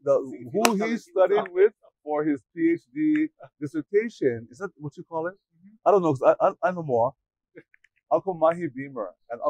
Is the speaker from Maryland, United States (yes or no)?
no; Honolulu, Hawaii, United States; also born or lived in Waialae-Kahala, Honolulu / Kapahulu, Honolulu; I was raised in Aina Haina, and also my grandma's house in Kapahulu. In our house in Aina Haina, we were surrounded by Hawaiian music all the time.